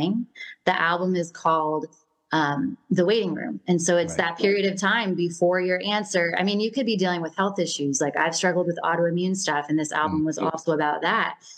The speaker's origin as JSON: {"language": "English", "region": "Washington", "country": "United States", "tie": "born or raised there", "moved": "yes", "said": "I came from Washington State. So I always say where they filmed Twilight."}